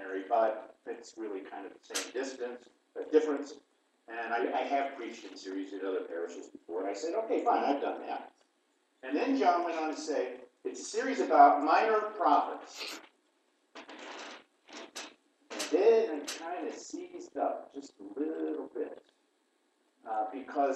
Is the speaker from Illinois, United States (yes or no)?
yes; East Central Illinois, United States; moved away; where I grew up in East Central Illinois, that the first Lutheran church I ever went to and joined was in Flatville, Illinois